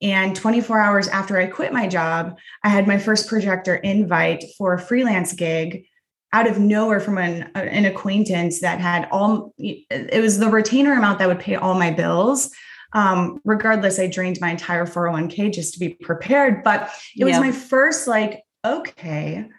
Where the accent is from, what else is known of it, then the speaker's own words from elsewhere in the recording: Midwest, United States; I grew up in the Midwest